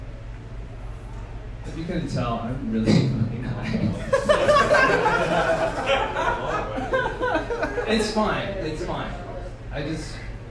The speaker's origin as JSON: {"language": "English", "town": "Bakersfield", "region": "California", "country": "United States", "tie": "born or raised there", "moved": "yes", "lives_now": "Oakland, United States", "said": "I grew up in Bakersfield"}